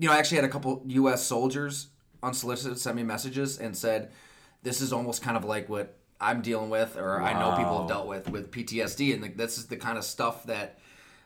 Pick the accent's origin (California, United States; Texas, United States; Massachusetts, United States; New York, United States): New York, United States; Salamanca; I grew up in Salamaca, Great Valley, kind of up in the woods in between